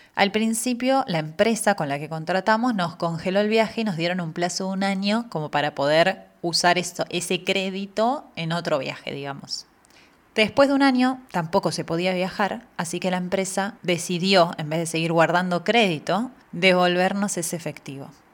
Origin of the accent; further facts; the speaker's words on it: Argentina; moved away as an adult; now in Spain; vengo de Argentina, un país donde todo es posible